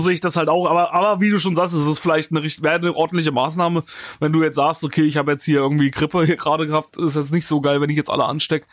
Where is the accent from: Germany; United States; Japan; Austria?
Germany; near Hildburghausen, Thuringia; now in Cologne, Germany; ich wohne, komme ja nicht direkt aus Hildburghausen, aber aus der Nähe von Hildburghausen